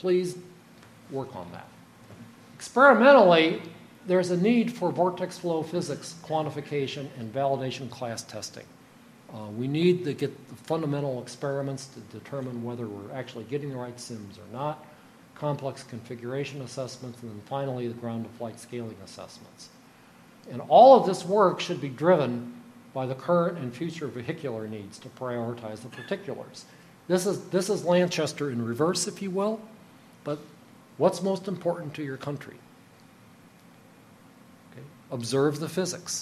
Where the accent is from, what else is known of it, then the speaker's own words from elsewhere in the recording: United States; I'm an American